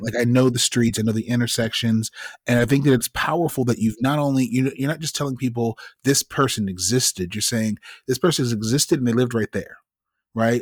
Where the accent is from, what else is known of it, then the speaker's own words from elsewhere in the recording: Midwest, United States; I'm from the Midwest